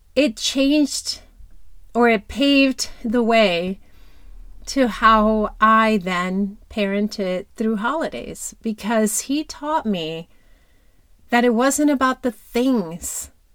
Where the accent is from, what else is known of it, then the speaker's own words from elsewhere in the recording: Dominican Republic; moved away; I grew up in Dominican Republic.